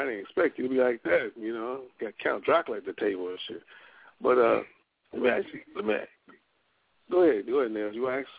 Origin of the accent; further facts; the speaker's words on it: Louisiana, United States; now in Seattle, United States; No, he's originally from Chicago, and I'm originally from Louisiana.